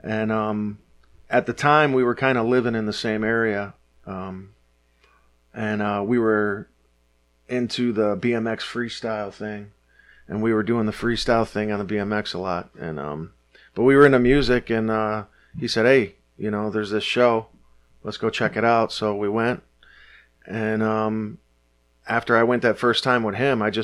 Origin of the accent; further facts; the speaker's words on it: Detroit, Michigan, United States; But I grew up in Detroit. I grew up at Six Mile